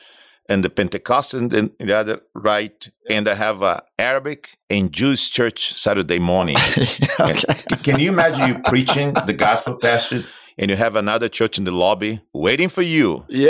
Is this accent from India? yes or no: no; Brazil; moved away as an adult; also born or lived in Mexico City, Mexico / Tucson, Arizona, United States; now in South Florida, United States; I was born and raised in Brazil. Yeah. That's 54 years ago